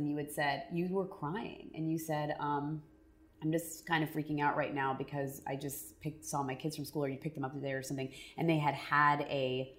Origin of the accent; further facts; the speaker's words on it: East Coast, United States; I'm like East Coast.